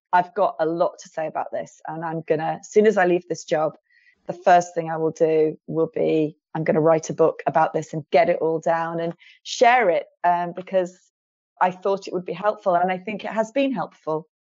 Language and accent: English; near Liverpool, North West England, United Kingdom; I was born near Liverpool